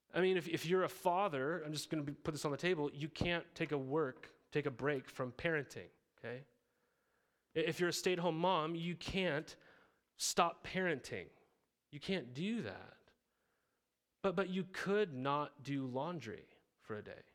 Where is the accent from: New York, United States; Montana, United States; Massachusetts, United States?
Montana, United States; moved away as an adult; also born or lived in Riverside, California; I grew up in Montana